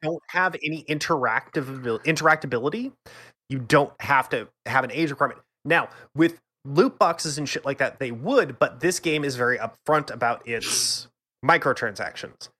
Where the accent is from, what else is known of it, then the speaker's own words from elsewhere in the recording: United States; I'm an American